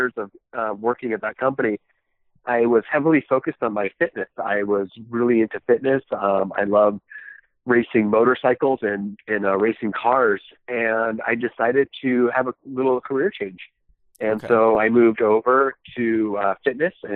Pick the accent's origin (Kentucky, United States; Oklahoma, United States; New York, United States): New York, United States; also born or lived in Tbilisi, Georgia; I was born in Tbilisi, Georgia, Soviet Union. And immigrated to the United States, and I was raised in on the East Coast in New York